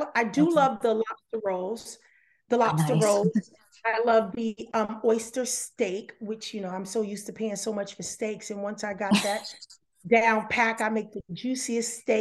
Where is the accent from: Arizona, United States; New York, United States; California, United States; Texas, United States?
California, United States; I'm from California